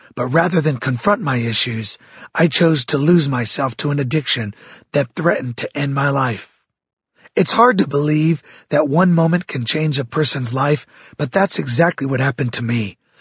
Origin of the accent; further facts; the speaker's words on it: Santa Barbara, California, United States; I was raised in Santa Barbara, California, the youngest of six children